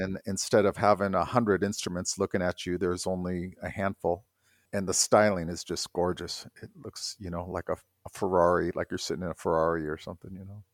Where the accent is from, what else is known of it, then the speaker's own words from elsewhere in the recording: South Bay, California, United States; moved away; everybody that lived in the South Bay there, we kind of all had this little I don't know, I, it was a really good place to grow up